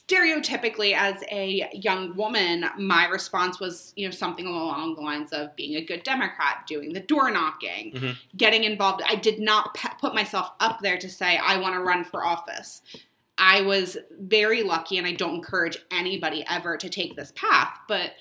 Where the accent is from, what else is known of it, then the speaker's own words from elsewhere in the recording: Berks County, Pennsylvania, United States; I grew up in Berks County, Pennsylvania. A lot of cows, a lot of farms